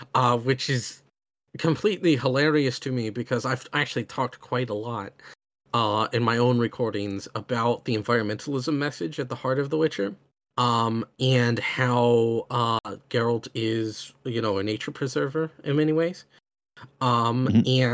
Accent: United States; I come from America, which is a very deeply divided country

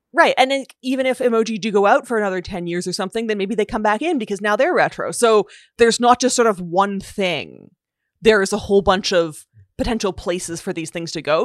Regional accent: Canada; I'm Canadian

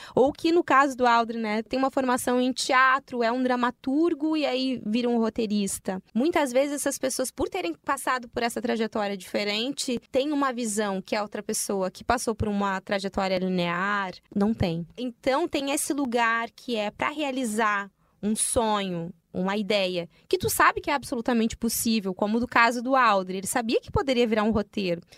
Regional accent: Rio Grande do Sul, Brazil; tu fala que é gaúcha, e aí olham para mim, eu, crespa, uh, negra

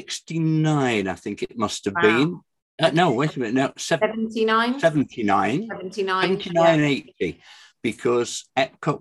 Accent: United Kingdom; we're British

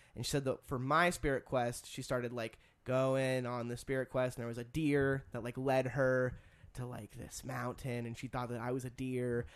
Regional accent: United States; being an American.

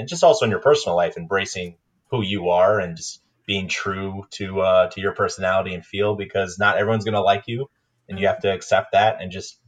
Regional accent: Maine, United States; also born or lived in Minnesota; now in San Diego, United States; I grew up in Maine and Minnesota, went to college in South Carolina, got my first job in DC, and now I live in San Diego.

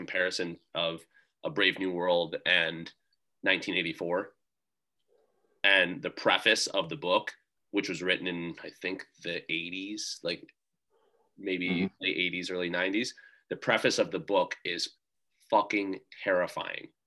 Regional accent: United States

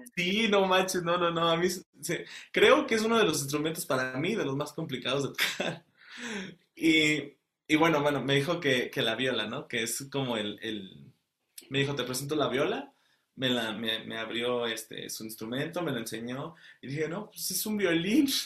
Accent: Querétaro, Mexico; moved away as an adult; also born or lived in Celaya, Guanajuato; now in Antwerp, Belgium; nací en Celaya, Guanajuato, pero toda mi vida, desde, desde que tengo este, dos meses de vida, estoy en Querétaro, entonces ya me considero como queretano.

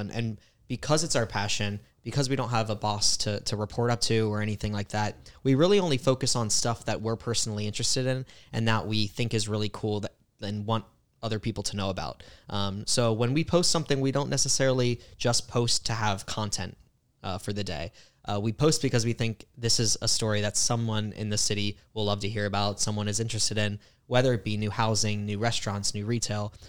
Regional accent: Tampa Bay area, Florida, United States; grew up in the Tampa Bay area

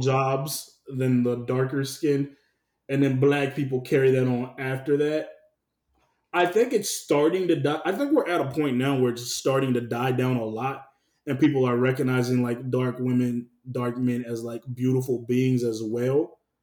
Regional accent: the South, United States; I'm definitely from the South. We were raised a little different than some other people

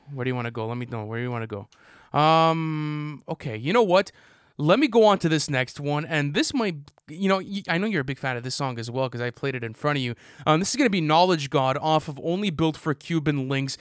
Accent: Canada; I'm Canadian

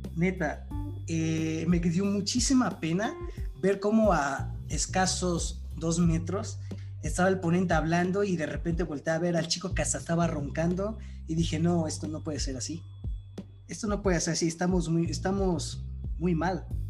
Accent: Mexico; nosotros ya no somos el futuro de México

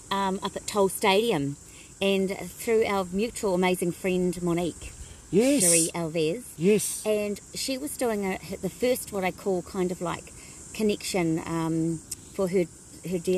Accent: Blenheim, Marlborough, New Zealand; born there; Okay, so born in Blenheim, um, Dad was in the Air Force, so um, lived at Woodbourne uh, Air Force

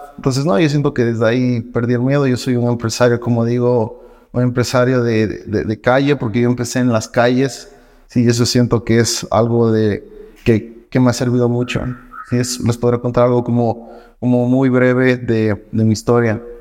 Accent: Loja, Ecuador; soy de Loja, orgullosamente lojano

